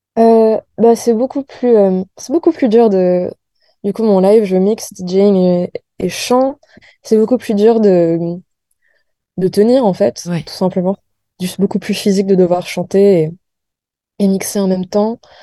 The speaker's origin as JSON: {"language": "French", "country": "France", "tie": "born or raised there", "also_born_or_lived": "United States / New York", "said": "je suis née aux États-Unis, mais j'ai grandi en France"}